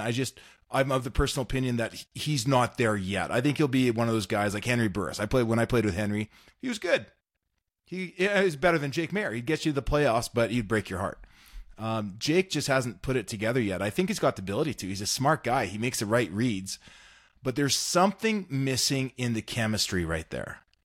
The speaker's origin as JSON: {"language": "English", "town": "North Battleford", "region": "Saskatchewan", "country": "Canada", "tie": "born or raised there", "said": "growing up in Saskatchewan"}